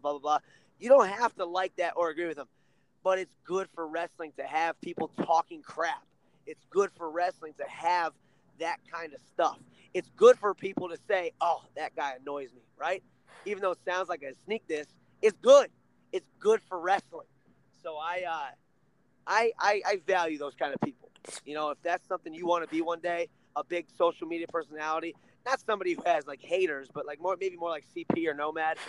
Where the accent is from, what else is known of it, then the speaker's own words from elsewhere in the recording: Ohio, United States; I'm from Ohio